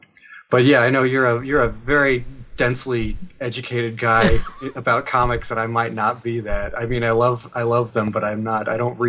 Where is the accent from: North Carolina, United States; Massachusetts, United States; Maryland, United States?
North Carolina, United States; Asheville; now in Brooklyn, United States; North Carolina. I'm from Asheville, which is sort of the progressive bastion of the North Carolina stretch of the Appalachians.